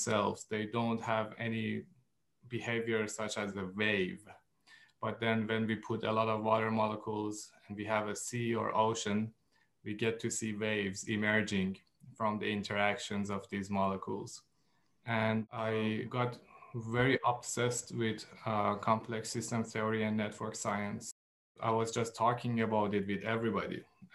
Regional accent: Iran; now in United States; I am from Iran and I moved to the States

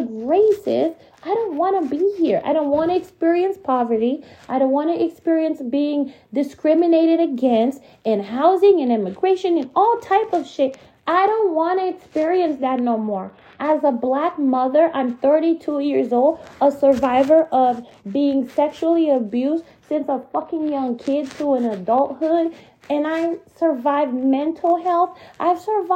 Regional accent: United States; moved away as an adult; now in Canada; We're from America. We're not from here. My child was born here, but we've only been here 6 years

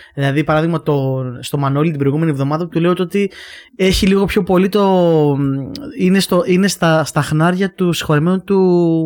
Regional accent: Heraklion, Crete, Greece; now in Athens, Greece; εμεί είμαστε από το Ηράκλειο

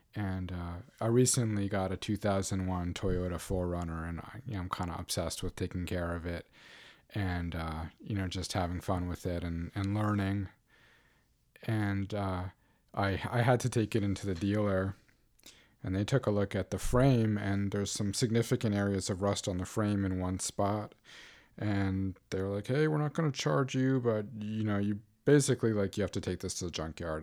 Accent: New York City, New York, United States; moved away; I grew up in New York City

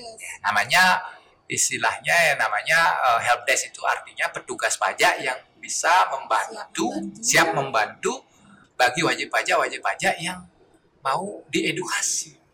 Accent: Karangasem, Bali, Indonesia; now in Denpasar, Indonesia; asli saya Karangasem ya. Saya dari Karangasem

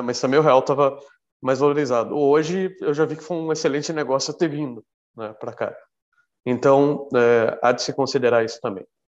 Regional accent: São Paulo, Brazil; moved away as an adult; now in Portugal; eu sou do interior

